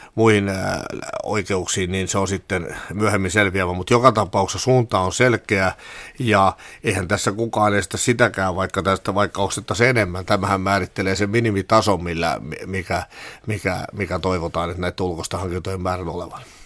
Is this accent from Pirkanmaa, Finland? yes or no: yes; Pirkanmaa, Finland; mä tulen itse Pirkanmaalta